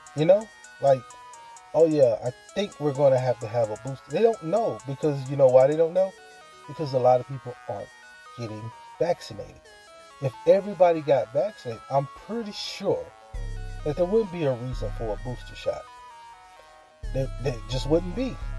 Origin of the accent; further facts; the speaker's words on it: Mississippi, United States; moved away; live down here in my home state, in my hometown